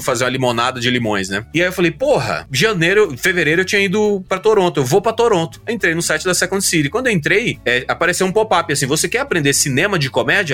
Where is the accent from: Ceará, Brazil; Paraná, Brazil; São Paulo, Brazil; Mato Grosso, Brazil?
Mato Grosso, Brazil; Sinop; moved away; Eu saí lá do Mato Grosso